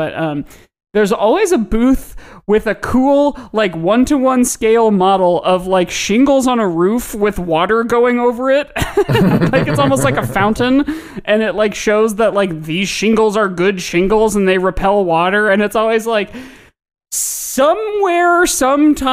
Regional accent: Indianapolis, Indiana, United States; now in Chicago, United States; my hometown, which was suburban Indianapolis

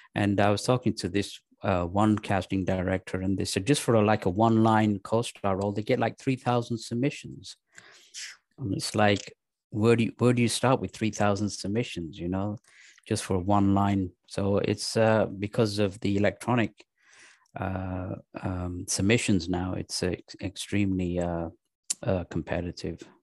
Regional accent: England, United Kingdom; moved away as an adult; also born or lived in Pakistan; now in United States; I was raised in England

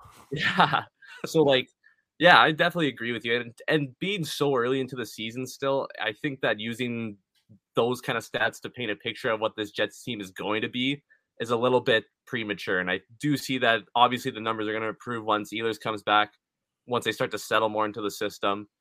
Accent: Winnipeg, Manitoba, Canada; we're from Winnipeg

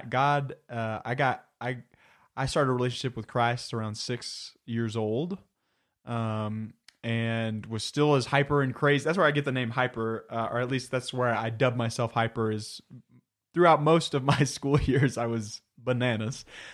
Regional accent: Plano, Texas, United States; moved away as an adult; I was born and raised in Plano, Texas, which is near Dallas

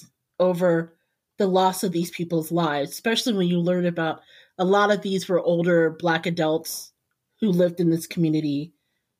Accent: Indiana, United States; I grew up in Indiana. In the heart of Indiana

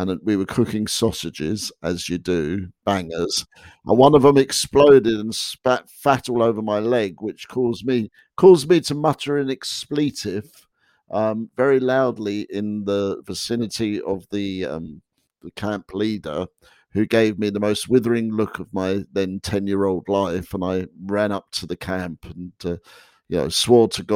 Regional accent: England, United Kingdom; moved away as an adult; now in United States; growing up in England

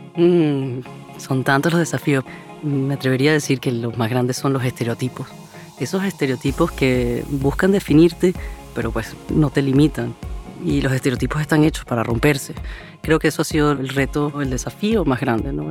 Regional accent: Venezuela; soy de Venezuela

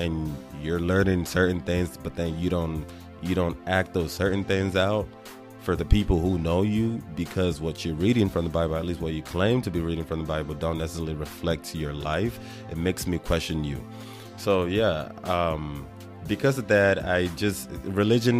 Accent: Nigeria; I was born and raised in Nigeria

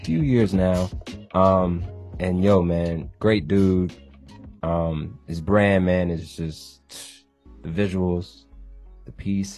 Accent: Virginia Beach, Virginia, United States; we're from Virginia Beach, Virginia.

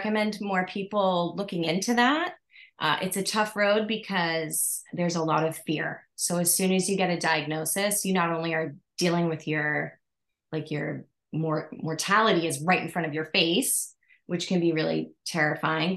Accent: East Coast, United States; moved away as an adult; now in Hawaii, United States; originally from the East Coast

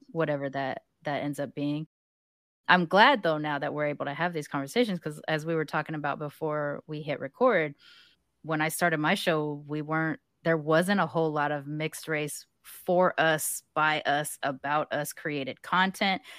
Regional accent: United States; accent: American; They hear my accent, American

